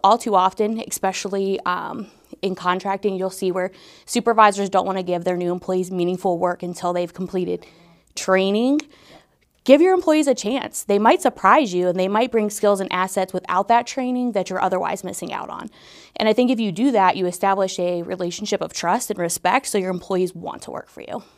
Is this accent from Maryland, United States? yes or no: no; Northeast Ohio, United States; moved away as an adult; now in Dayton, United States; I'm actually from Northeast Ohio. I came here in two thousand fifteen